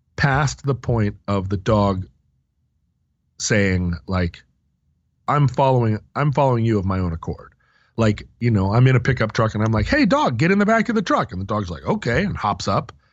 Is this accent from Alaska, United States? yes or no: yes; Alaska, United States; growing up in Alaska